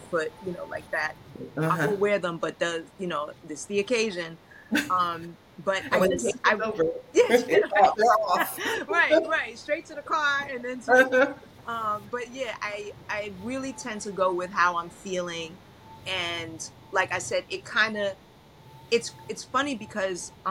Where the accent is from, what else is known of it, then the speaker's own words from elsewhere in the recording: New York City, New York, United States; also born or lived in Brooklyn / Long Island; I was born in Brooklyn. I grew up in Queens. As a young adult, we moved, young teenager, we moved to Long Island, and then I moved back to Brooklyn as a young adult